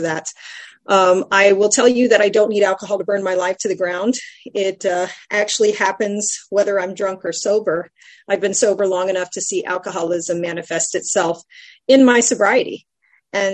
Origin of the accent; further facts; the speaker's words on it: San Antonio, Texas, United States; I come from San Antonio, Texas